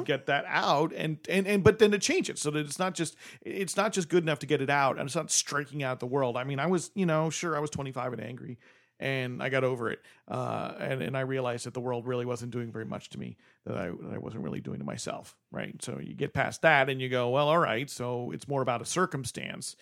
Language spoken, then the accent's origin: English; New Jersey, United States; moved away; I'm from New Jersey